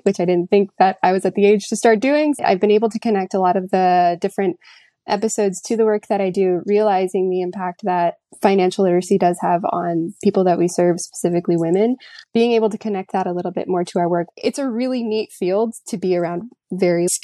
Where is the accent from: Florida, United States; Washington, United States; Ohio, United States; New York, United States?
Florida, United States; now in Virginia, United States; I currently live in Virginia, but I'm actually from Florida